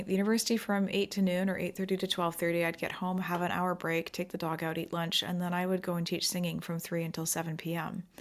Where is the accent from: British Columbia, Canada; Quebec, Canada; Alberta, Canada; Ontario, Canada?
British Columbia, Canada; Pacific Northwest of Canada; also born or lived in England / Abu Dhabi; I grew up in the Pacific Northwest of Canada here